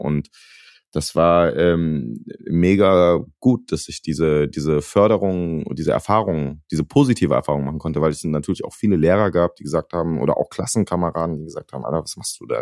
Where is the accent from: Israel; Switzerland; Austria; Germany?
Germany; Wiesbaden, Hesse; moved away as an adult; now in Los Angeles, United States; ich bin im Westend von Wiesbaden groß geworden